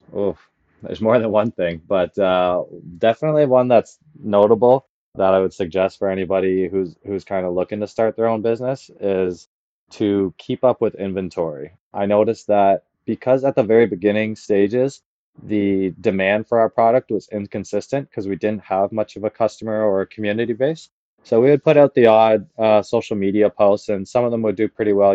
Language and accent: English; Caledon, Ontario, Canada; I grew up in Palgrave